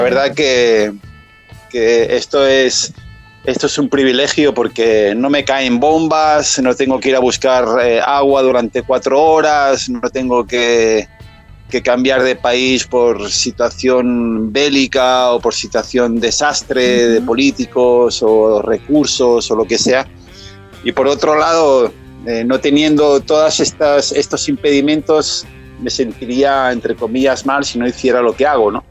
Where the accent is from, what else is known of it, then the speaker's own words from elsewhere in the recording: Catalonia, Spain; moved away as an adult; yo en mi país hacía de esto